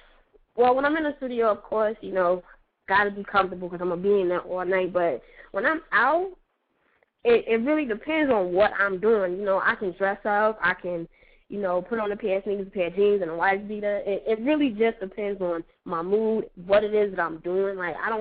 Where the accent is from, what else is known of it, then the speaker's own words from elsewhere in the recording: Las Vegas, Nevada, United States; also born or lived in Detroit / New York; Like, originally, I'm from Detroit. I grew up, for the most part, in Las Vegas, and, you know, I lived in New York.